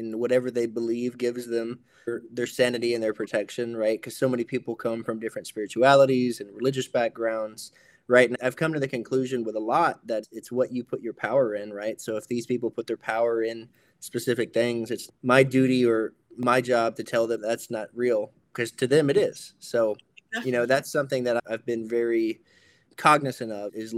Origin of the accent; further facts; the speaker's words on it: Hawaii, United States; I'm Native Hawaiian